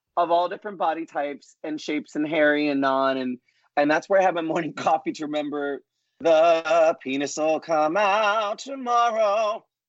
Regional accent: New York, United States; the Puerto Rican Italian talkative Broadway kid that I am from New York

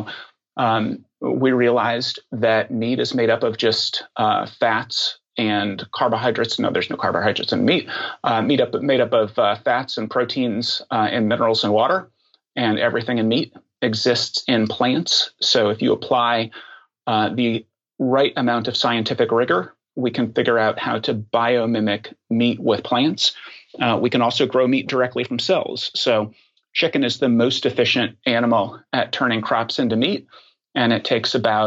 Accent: Oklahoma, United States; moved away as an adult; now in Washington, D.C., United States; my formative years, I grew up in Oklahoma.

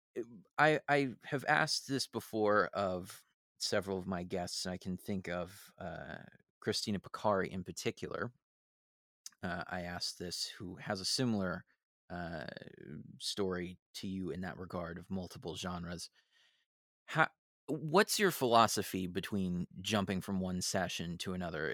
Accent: San Francisco, California, United States; born and raised in San Francisco

